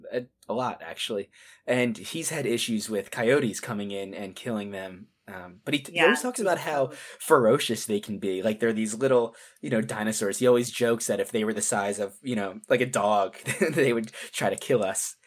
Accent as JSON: {"language": "English", "town": "Philadelphia", "region": "Pennsylvania", "country": "United States", "tie": "born or raised there", "said": "We grew up in Philadelphia. And so we would go to the Philadelphia Zoo."}